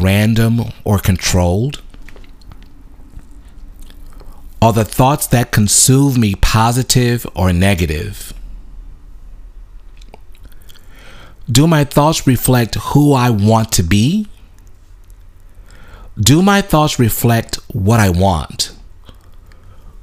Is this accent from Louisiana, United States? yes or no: yes; Louisiana, United States; I grew up in the in Louisiana